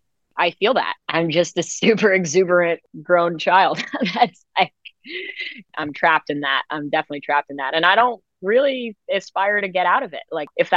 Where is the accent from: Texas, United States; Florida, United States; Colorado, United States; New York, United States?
New York, United States; New York City; I grew up in New York City